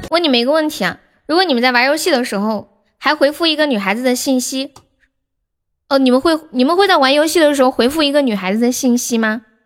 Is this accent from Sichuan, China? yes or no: yes; Sichuan, China; accent: Sichuanese; 我们四川话